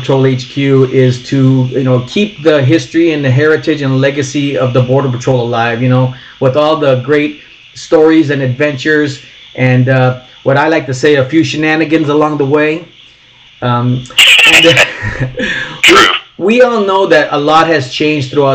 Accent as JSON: {"language": "English", "town": "Douglas", "region": "Arizona", "country": "United States", "tie": "born or raised there", "moved": "as an adult", "lives_now": "Oceanside, United States", "said": "I grew up in Douglas, Arizona"}